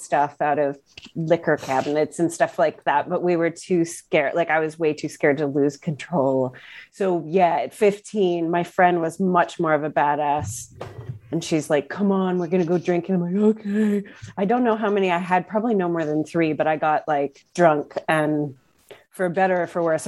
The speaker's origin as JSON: {"language": "English", "area": "outside of Pittsburgh", "region": "Pennsylvania", "country": "United States", "tie": "born or raised there", "also_born_or_lived": "New York", "moved": "yes", "said": "my dad worked in the steel industry. So we lived outside of Pittsburgh"}